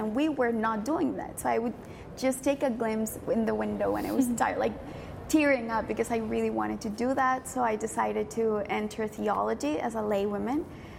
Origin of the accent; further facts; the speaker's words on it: Colombia; I went 2 years away to do discernment with the Franciscans in my country. I'm from Colombia.